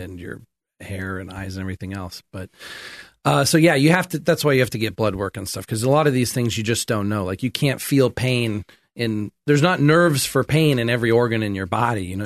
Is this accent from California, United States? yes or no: yes; Sacramento, California, United States; moved away as an adult; now in Thailand; I grew up in America here in Sacramento and Folsom